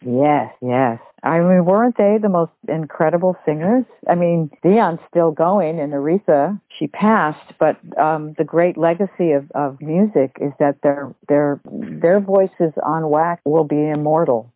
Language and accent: English; United States; being an American